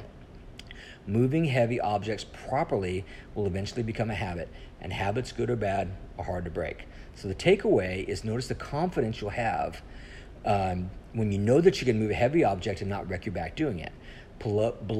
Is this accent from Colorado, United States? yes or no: yes; Colorado, United States; now in Texas, United States; I grew up in Colorado